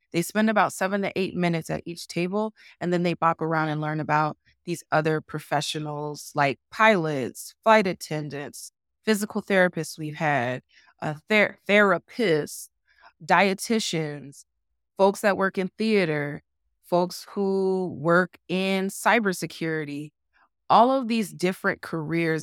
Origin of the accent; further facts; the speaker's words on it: New Jersey, United States; moved away as an adult; now in Utah, United States; I had as a child in New Jersey